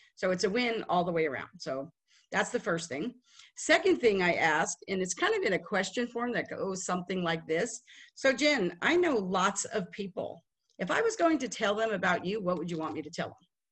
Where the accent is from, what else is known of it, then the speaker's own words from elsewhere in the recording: Las Vegas, Nevada, United States; moved away as an adult; now in Dallas, United States; I am from Las Vegas. We moved to Dallas in 2008